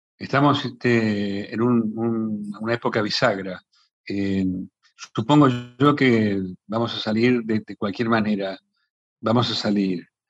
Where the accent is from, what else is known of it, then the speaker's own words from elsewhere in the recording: Pellegrini, Buenos Aires Province, Argentina; mi pueblo, Pellegrini.